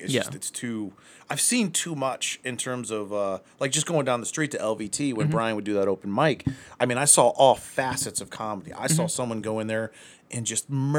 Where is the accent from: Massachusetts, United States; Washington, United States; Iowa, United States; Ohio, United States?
Ohio, United States; Akron; I'm from Akron.